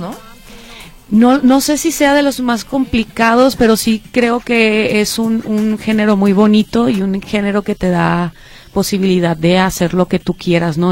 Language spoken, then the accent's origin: Spanish; Monclova, Coahuila, Mexico; now in Jalisco, Mexico; nací en la ciudad de Monclova, Coahuila pero ya tengo mucho tiempo radicando acá en Jalisco